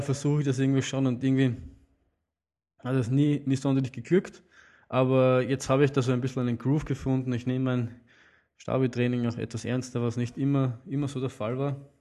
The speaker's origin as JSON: {"language": "German", "region": "Vienna", "country": "Austria", "said": "Aber wir Wiener nehmen uns, uns oft heraus, Berge, die eigentlich nicht zu unserem Bundesland gehören, trotzdem als Wiener, Wiener Hausberger zu bezeichnen."}